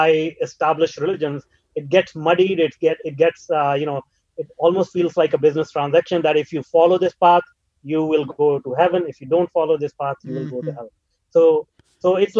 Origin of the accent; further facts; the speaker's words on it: India; moved away as an adult; now in North America; I grew up in India